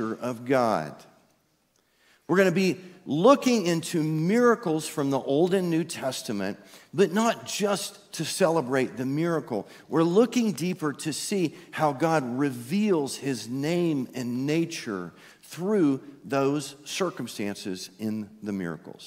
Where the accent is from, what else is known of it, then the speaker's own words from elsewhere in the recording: East Texas, United States; I'm from East Texas